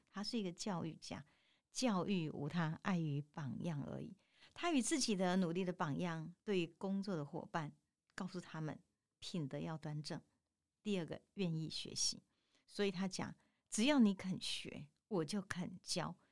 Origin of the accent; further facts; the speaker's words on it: Tainan, Taiwan; 我们台南人，尤其我们长年在耕耘台南的文化以及台南生活美学的人